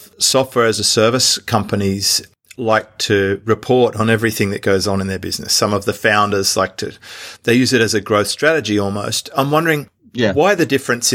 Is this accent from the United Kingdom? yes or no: no; Australia; accent: Australian; my Australian accent